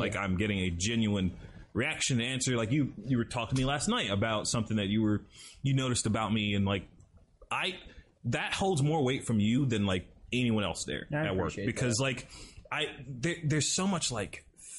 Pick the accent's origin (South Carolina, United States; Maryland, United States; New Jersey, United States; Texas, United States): South Carolina, United States; now in Florida, United States; I'm coming from South Carolina, dude, where we actually got snow.